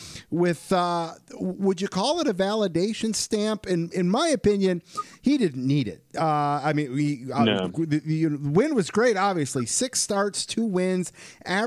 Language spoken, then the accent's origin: English; Michigan, United States; my home state, Portage, Michigan